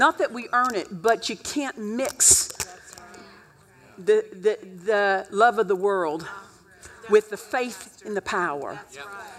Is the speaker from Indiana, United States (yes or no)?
no; Oklahoma, United States; I grew up in Oklahoma